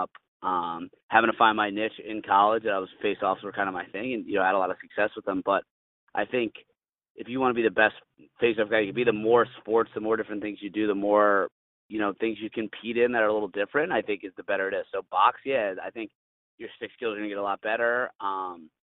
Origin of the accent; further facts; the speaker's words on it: United States; I'm an American